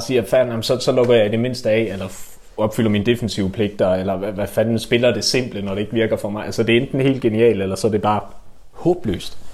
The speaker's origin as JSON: {"language": "Danish", "area": "West Jutland", "region": "Central Denmark Region", "country": "Denmark", "said": "jeg er også meget fra Vestjylland"}